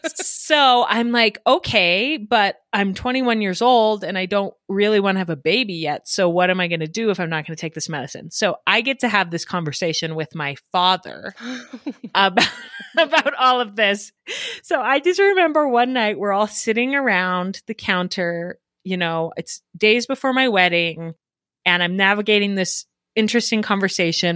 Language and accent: English; Denver, Colorado, United States; moved away as an adult; now in Idaho, United States; I grew up in Denver, so very different, big city with lots of suburbs. I grew up in the suburbs of Denver